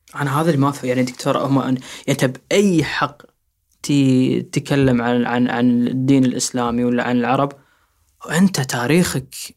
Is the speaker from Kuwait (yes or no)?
yes; Kuwait; احنا عندنا بالكويت